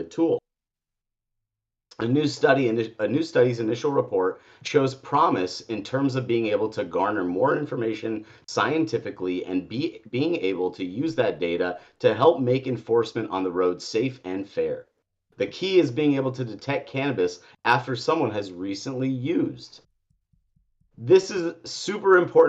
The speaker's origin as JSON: {"language": "English", "region": "Colorado", "country": "United States", "said": "Colorado, my home state."}